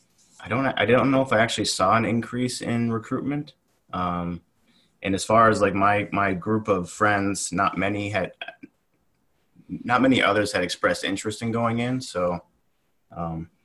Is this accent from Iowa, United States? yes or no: no; Appleton, Wisconsin, United States; also born or lived in Kingsford, Michigan / Green Bay, Wisconsin; Wisconsin, mostly. I grew up in the UP, right on the border of Wisconsin, though. So, small town called Kingsford, but went to high school in the Fox Valley, Appleton area